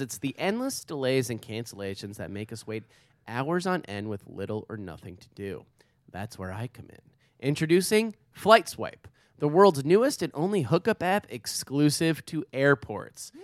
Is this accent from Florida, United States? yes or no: no; New York, United States; I go New York